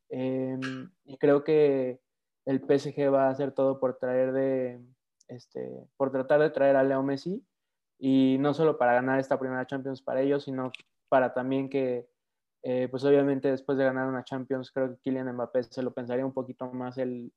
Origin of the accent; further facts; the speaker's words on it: Mexico; también obviamente soy mexicano